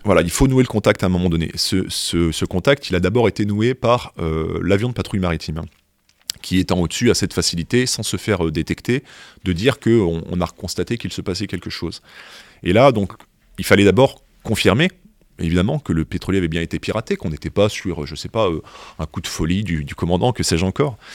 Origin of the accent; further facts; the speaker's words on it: France; on est français